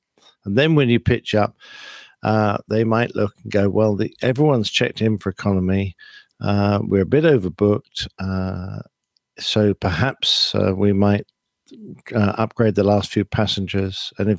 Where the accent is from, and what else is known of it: England, United Kingdom